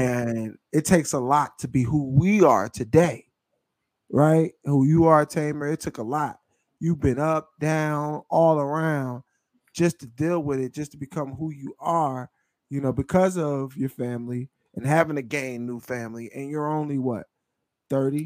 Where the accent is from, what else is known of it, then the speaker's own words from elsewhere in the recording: Philadelphia, Pennsylvania, United States; now in Memphis, United States; we're both from Philadelphia, the greater metropolitan area of Philadelphia